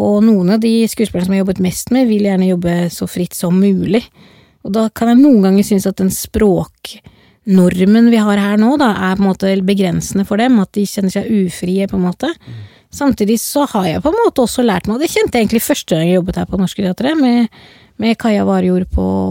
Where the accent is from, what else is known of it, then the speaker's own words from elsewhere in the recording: Oslo, Norway; accent: Oslo dialect (west Oslo); Jeg er jo liksom fra Oslo vest